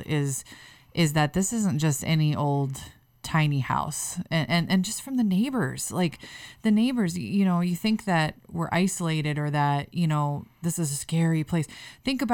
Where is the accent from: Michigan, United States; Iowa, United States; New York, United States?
Iowa, United States; Waterloo; my hometown is just that we've dealt with so much negative perception of Waterloo